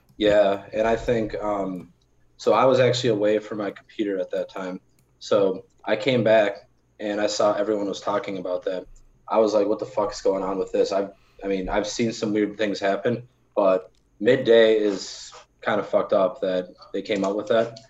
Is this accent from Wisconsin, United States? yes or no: yes; Milwaukee, Wisconsin, United States; I'm from Milwaukee